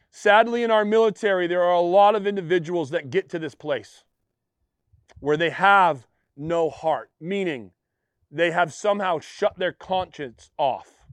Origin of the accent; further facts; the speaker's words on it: Western Maine, United States; I'm a Mainer. I'm from Western Maine